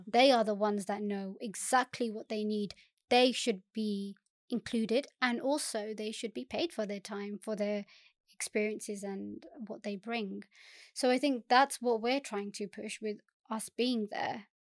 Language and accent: English; Southall, London, United Kingdom; I born and bred in South Wall, um, and I think a lot of what I do now is because of living in South Wall